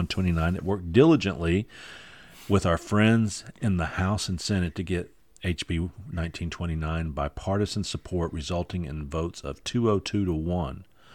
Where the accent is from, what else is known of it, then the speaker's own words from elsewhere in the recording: Michigan, United States; moved away; I'm from Michigan